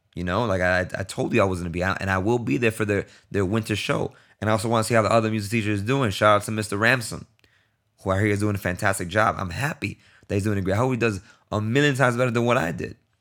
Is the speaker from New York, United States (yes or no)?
yes; New York City, New York, United States; moved away; I'm born and raised in Brooklyn